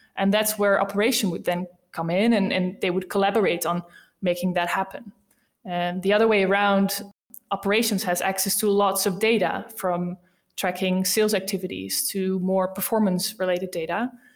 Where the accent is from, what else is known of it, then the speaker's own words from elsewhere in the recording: Rotterdam, South Holland, Netherlands; accent: Dutch; English is a second language; I'm from the Netherlands, as you might have heard by my accent. Um, I'm from a beautiful city called Rotterdam